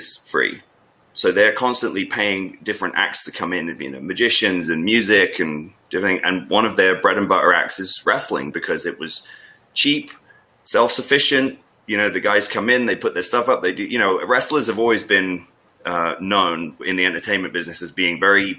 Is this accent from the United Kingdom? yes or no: yes; Northwest Norfolk, East of England, United Kingdom; I grew up in Northwest Norfolk